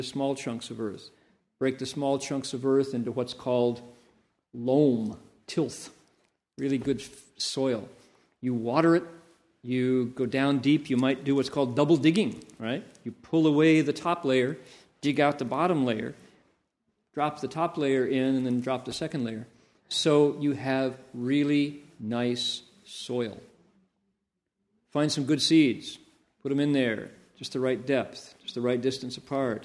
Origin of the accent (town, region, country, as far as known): Toledo, Ohio, United States; born or raised there